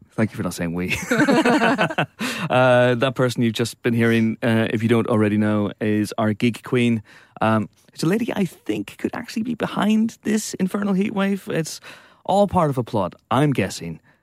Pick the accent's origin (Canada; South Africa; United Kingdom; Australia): United Kingdom; Banbridge, Northern Ireland; my hometown, Banbridge.